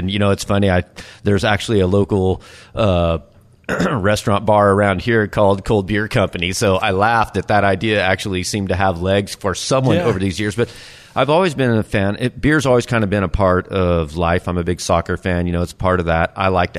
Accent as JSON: {"language": "English", "town": "El Paso", "region": "Texas", "country": "United States", "moved": "yes", "said": "I'm from El Paso, Texas, originally."}